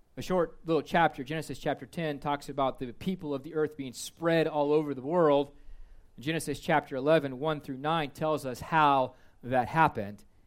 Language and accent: English; Kansas, United States; I am from Kansas